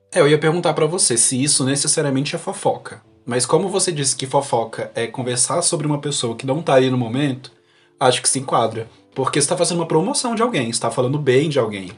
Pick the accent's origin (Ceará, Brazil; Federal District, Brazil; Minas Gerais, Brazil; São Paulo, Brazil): Federal District, Brazil; Brasília; also born or lived in Unaí / Paracatu; Morando em Brasília, que eu tô morando aqui há anos, eu sou de Brasília